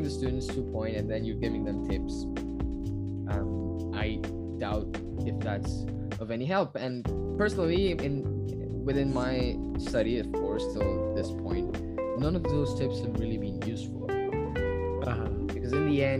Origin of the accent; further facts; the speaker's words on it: India; being an Indian and going through the Indian curriculum, going through the Indian side of the standardized testing